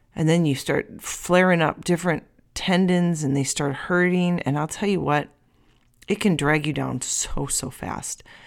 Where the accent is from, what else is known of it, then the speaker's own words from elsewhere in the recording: United States; I'm American